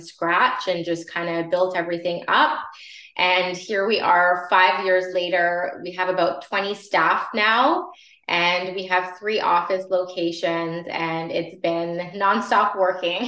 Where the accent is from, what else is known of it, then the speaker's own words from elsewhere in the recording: Vaughan, Ontario, Canada; I grew up in Vaughan and I have a lot of connections there